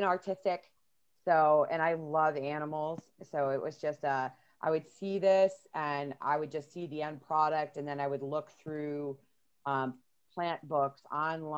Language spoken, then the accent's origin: English; Buffalo, New York, United States; also born or lived in Florida; When I was growing up in Buffalo